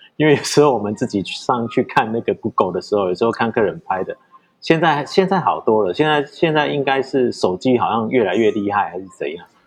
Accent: Changhua County, Taiwan; 回来我们彰化这边的时候，其实我那时候在永乐街上面，我也有四家店

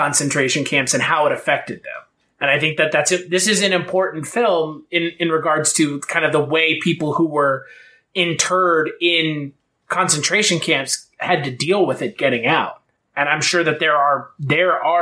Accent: United States; we're American

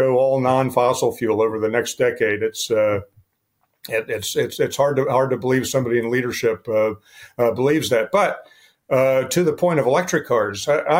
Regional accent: West Virginia, United States; I'm a West Virginia boy

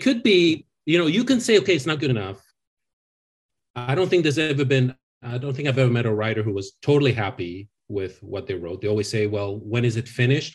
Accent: France; now in Los Angeles, United States; I, I grew up in France

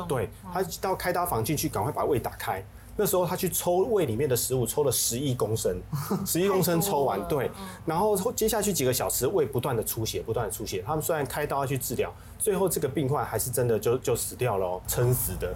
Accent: Taiwan; 我们台湾人

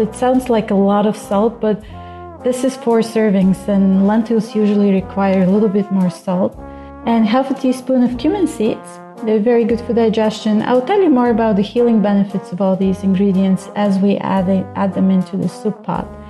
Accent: Bulgaria; moved away as an adult; also born or lived in India; I grew up in Bulgaria

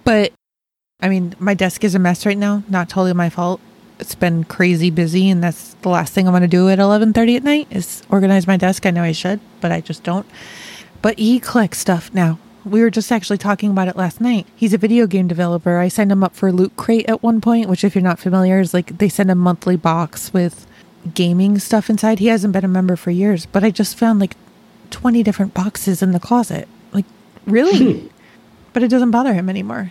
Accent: Rochester, New York, United States; now in Dayton, United States; I grew up in Rochester, Rochester, New York, not Rochester

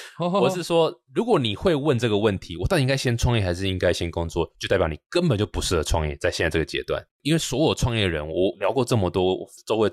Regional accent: Taichung, Taiwan; 我也是台中人，对我台中人。

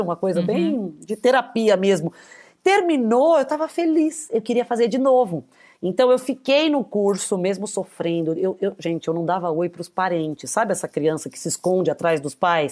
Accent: ABC Paulista, São Paulo, Brazil; accent: caipira; sou uma atriz comediante, caipira do ABC paulista, mas também com um pé na família italiana

